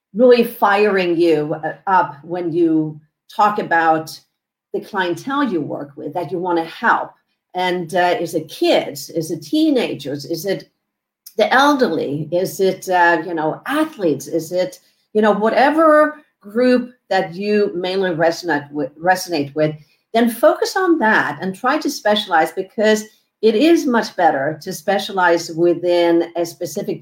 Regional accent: Sweden; moved away as an adult; now in Southern California, United States; I am originally from Sweden. I came over here because I love the sun, love Southern California

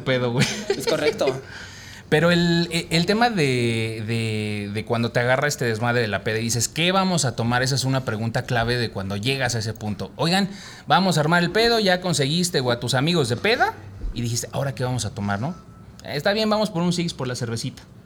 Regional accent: Mexico; como mexicanos

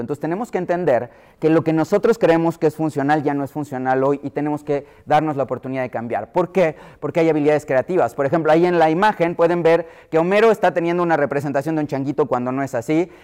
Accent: Mexico City, Mexico; yo que soy de la Ciudad de México

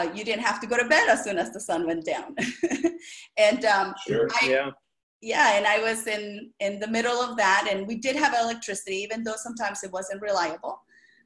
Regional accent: El Salvador; English is a second language; moved away; I was born and raised in El Salvador, and that's the smallest country in Central America

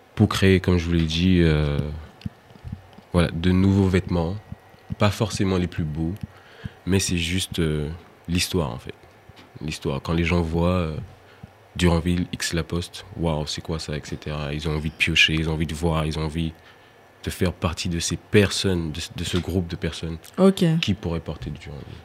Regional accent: Martinique; en tant qu'antillais, je suis originaire de la Martinique

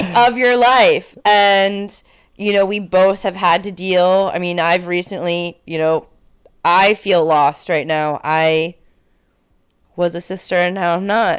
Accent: Connecticut, United States; now in Washington, D.C., United States; I'm from Connecticut, but I'm in D C.

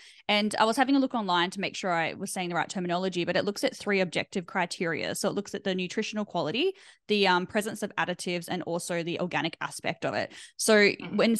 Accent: Australia; we're very Australian

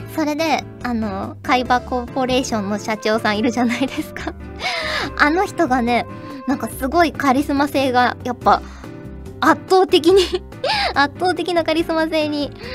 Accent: Kyushu, Japan; 九州出身なんですけど

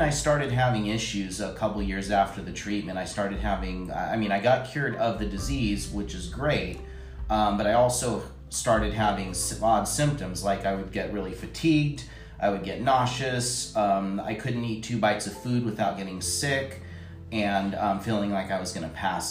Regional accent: Los Angeles, California, United States; moved away as an adult; now in Reno, United States; I grew up in LA, Los Angeles, California

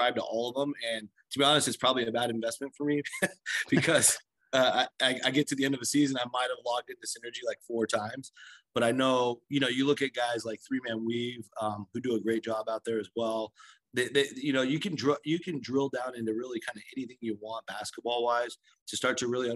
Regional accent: Seattle, Washington, United States; growing up in Seattle

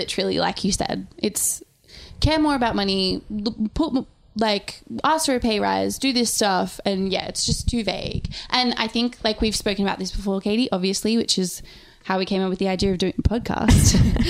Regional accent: Sydney, New South Wales, Australia; I mean, as said, we are writers from Sydney. So we are doing the profession that is probably paid least in the city that is the most expensive in the world.

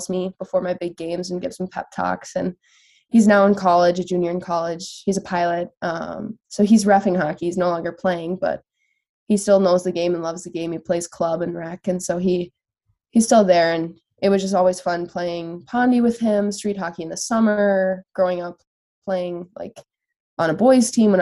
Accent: Andover, Minnesota, United States; I grew up in Andover, Minnesota. That's where I was born

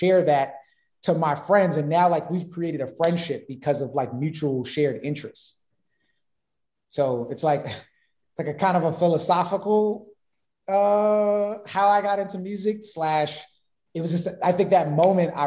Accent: New York City, New York, United States; I'm from Brooklyn, in Bed-Stuy

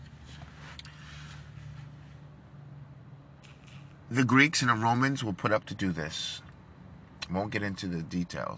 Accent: New York, United States; I'm from New York

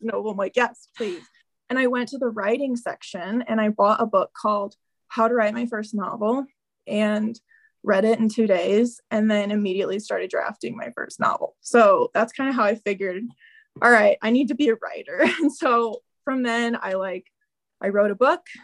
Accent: Southern Illinois, United States; I grew up in Southern Illinois

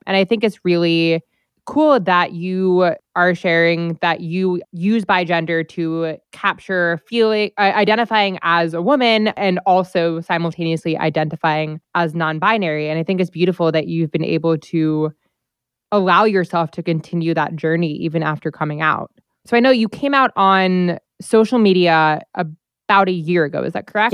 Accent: New Jersey, United States; My home state

